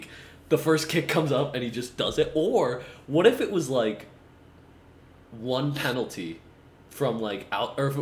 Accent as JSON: {"language": "English", "country": "United States", "said": "I being an American soccer fan"}